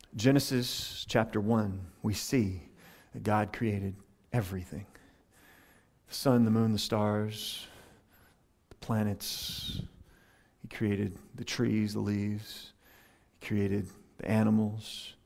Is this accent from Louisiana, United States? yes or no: yes; Louisiana, United States; now in Tampa Bay, United States; I'm originally from Louisiana